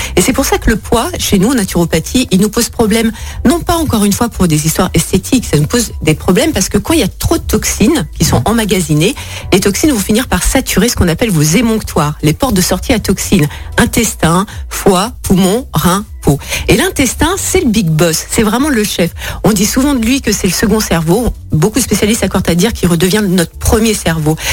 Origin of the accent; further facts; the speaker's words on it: France; nous, chez nous, en France